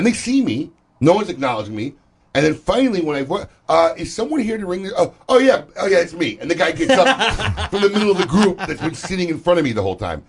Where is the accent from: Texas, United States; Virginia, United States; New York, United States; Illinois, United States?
Illinois, United States; Chicago; moved away; I grew up in Chicago